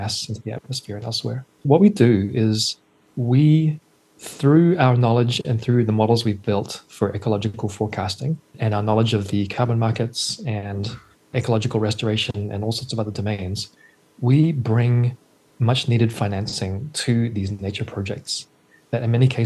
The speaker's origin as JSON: {"language": "English", "country": "New Zealand", "also_born_or_lived": "New York City", "moved": "yes", "said": "I'm originally from New Zealand, and so nature has always been a big part of my life before I moved to New York City"}